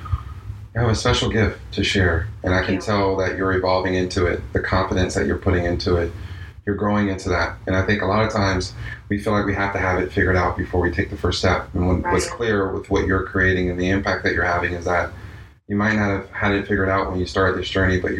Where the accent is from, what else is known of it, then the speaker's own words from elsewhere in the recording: New York, United States; now in Miami, United States; being a New Yorker